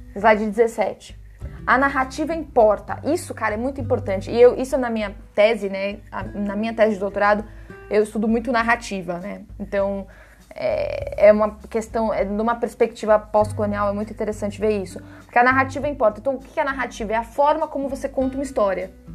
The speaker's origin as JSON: {"language": "Portuguese", "country": "Brazil", "said": "nós temos um papel como brasileiros"}